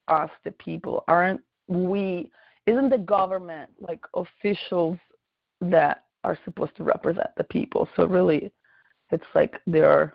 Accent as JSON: {"language": "English", "country": "Italy", "moved": "yes", "lives_now": "United States", "said": "I'm originally from Italy."}